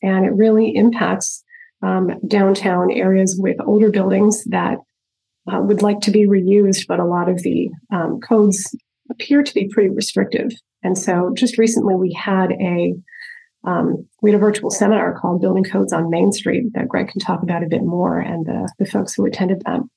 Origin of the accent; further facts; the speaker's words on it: just north of Albany, upstate New York, United States; I grew up in upstate New York, just north of Albany